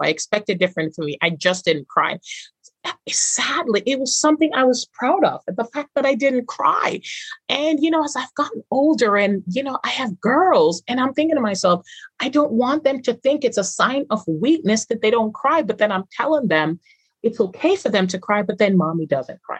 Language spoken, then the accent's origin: English; Jamaica; Growing up in Jamaica